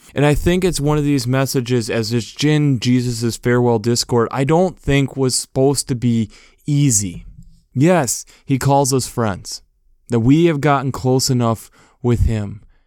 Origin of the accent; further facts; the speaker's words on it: United States; Being an American